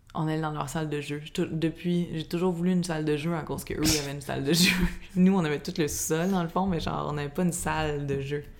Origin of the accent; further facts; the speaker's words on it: Laval, Quebec, Canada; on était chez nous à Fabreville